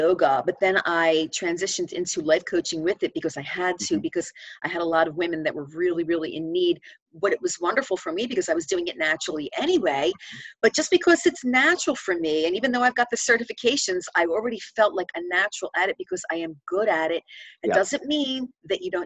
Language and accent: English; Philadelphia, Pennsylvania, United States; moved away; also born or lived in New Jersey; I'm from Philadelphia originally